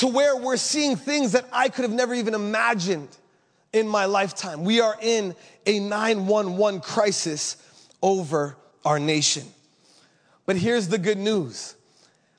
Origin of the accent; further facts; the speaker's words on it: Canada; now in Kona, United States; this is where I'm from. I'm so blessed to say that I'm from Canada